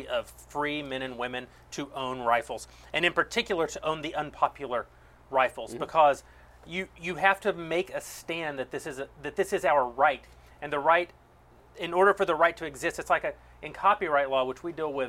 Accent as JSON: {"language": "English", "region": "West Texas", "country": "United States", "tie": "born or raised there", "moved": "yes", "lives_now": "Los Angeles, United States", "said": "I grew up in Texas. I've, you know, among the wild cottontails and jackrabbits of West Texas, I am known as"}